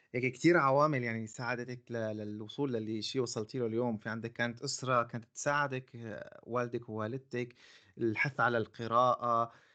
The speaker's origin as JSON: {"language": "Arabic", "country": "Syria", "said": "عندنا في سوريا"}